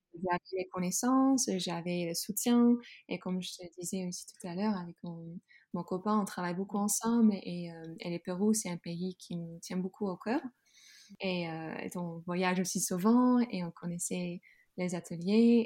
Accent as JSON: {"language": "French", "region": "Groningen", "country": "Netherlands", "tie": "born or raised there", "second_language": "French", "moved": "as an adult", "lives_now": "France", "said": "j'ai grandi dans une ville tout au nord dans la Hollande qui s'appelle Groningen"}